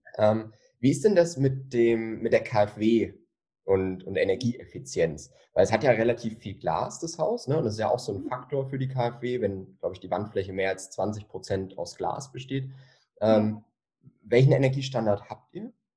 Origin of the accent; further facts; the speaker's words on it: Bavaria, Germany; bei uns in Bayern